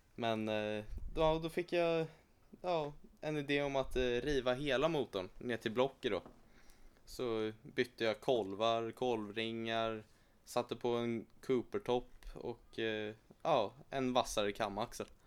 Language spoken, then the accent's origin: Swedish; Sweden; jag är född här i Sverige